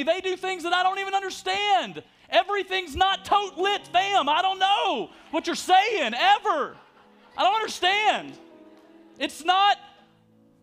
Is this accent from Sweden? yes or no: no; Alabama, United States; I'm from Alabama